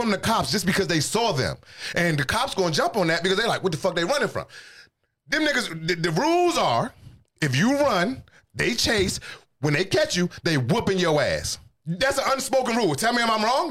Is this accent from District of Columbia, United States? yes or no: yes; Washington, District of Columbia, United States; moved away as an adult; now in Texas, United States; I grew up in the District of Columbia. You've been in my city.